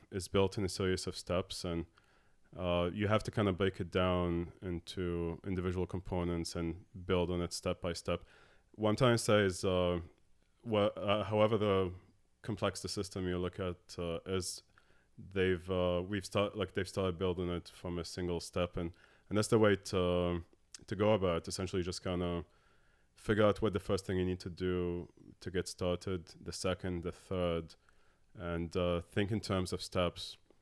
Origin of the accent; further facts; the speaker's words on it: Abu Dhabi, United Arab Emirates; moved away as an adult; also born or lived in Dallas, United States / Morocco; I was born and grew up in Abu Dhabi. Uh, my family's Moroccan